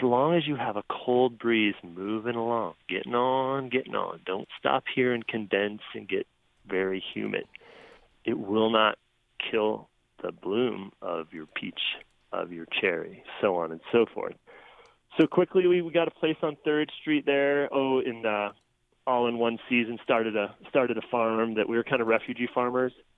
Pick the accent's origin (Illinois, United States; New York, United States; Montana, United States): Illinois, United States; moved away; I grew up in Illinois, mid-state, uh, super soybean and corn country